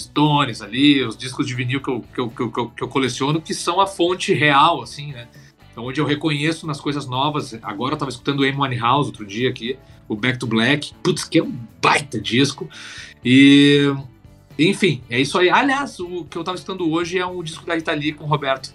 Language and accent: Portuguese; Porto Alegre, Rio Grande do Sul, Brazil; moved away; lá do sul da minha terra, lá, lá de Porto Alegre